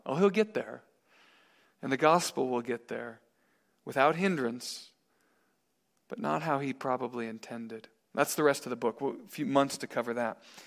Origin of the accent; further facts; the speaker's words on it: Missouri, United States; I'm from Missouri